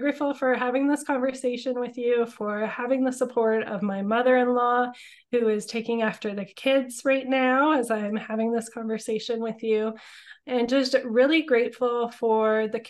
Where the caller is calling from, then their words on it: Sooke, British Columbia, Canada; I am calling in from Sooke, BC, so just outside of Victoria and Langford. I love my small town living and just things being a little bit slower, a little bit closer to nature, a little bit more free living with our backyard fires and things like that.